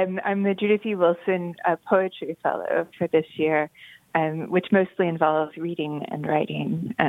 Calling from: Cambridge, East of England, United Kingdom; I'm calling from Peterhouse College at Cambridge University.

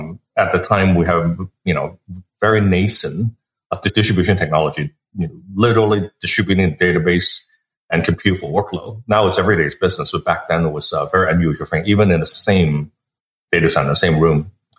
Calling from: a town near Palo Alto, California, United States; I'm calling from a town near Palo Alto.

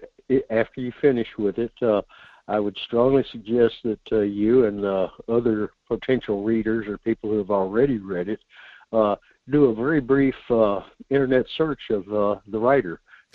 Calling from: North Pole, Alaska, United States; Good morning, Michael. … in North Pole.

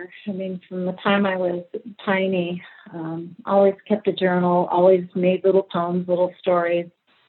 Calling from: Idaho, United States; The Pacific Northwest, actually, specifically the Inland Northwest, which is along the panhandle of Idaho and about 100 miles south of Canada.

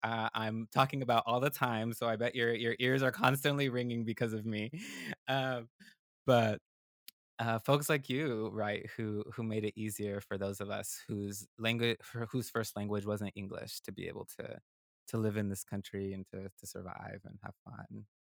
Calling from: Durham, North Carolina, United States; And I'm calling from the South, and Durham, North Carolina.

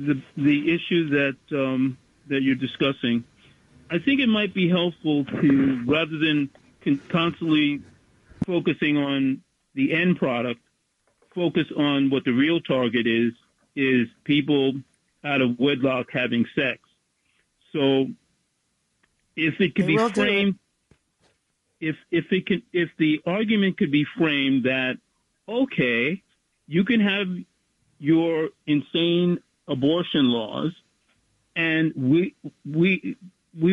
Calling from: Bronx, New York, United States; Bronx, New York.

